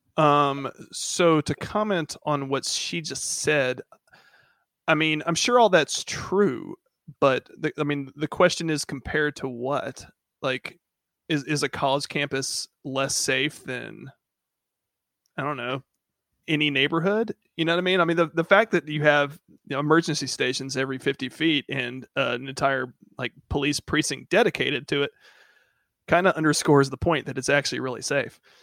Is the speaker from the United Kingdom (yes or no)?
no; Macon, Georgia, United States; moved away; also born or lived in Hawaii; growing up in Macon, Georgia.